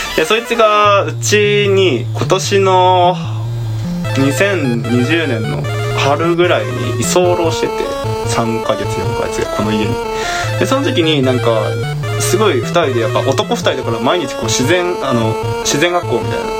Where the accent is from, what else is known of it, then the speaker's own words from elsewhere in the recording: Kansai, Japan; 関西人やからね、もともと